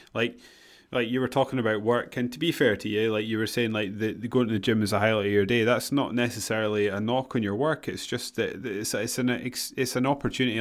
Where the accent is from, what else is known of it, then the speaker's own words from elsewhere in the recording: Scotland, United Kingdom; we're Scottish